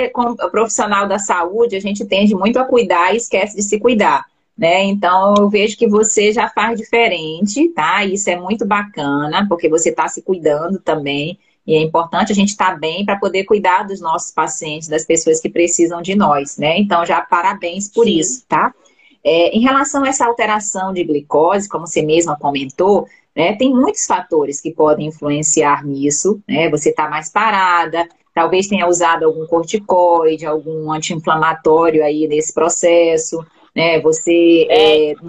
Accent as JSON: {"language": "Portuguese", "town": "Vitória", "region": "Espírito Santo", "country": "Brazil", "said": "Eu sou de Vitória, moro em Vitória."}